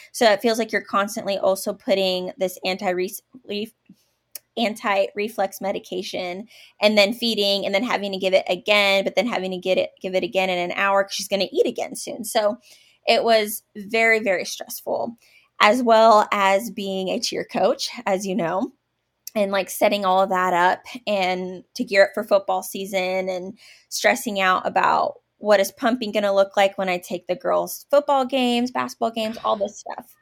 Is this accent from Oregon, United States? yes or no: yes; Oregon, United States; moved away as an adult; now in Kansas, United States; I was actually from Oregon, and that's where I met my husband at a camp